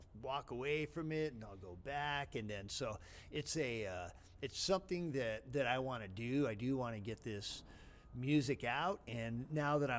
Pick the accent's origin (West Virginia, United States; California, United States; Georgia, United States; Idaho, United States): California, United States; San Gabriel Valley; also born or lived in La Puente, California; I was raised in the San Gabriel Valley as a kid